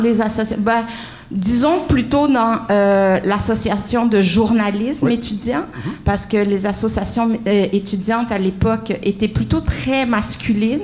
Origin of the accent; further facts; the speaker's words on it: Montreal, Quebec, Canada; j'ai été élevée sur, le coin de la rue Barclay